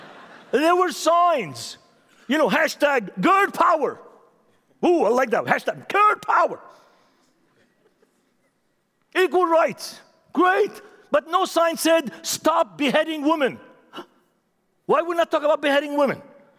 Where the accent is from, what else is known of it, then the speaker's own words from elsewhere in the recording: Beirut, Beirut Governorate, Lebanon; English is a second language; I'm from Lebanon. I'm from Beirut. I have issues. I have problems.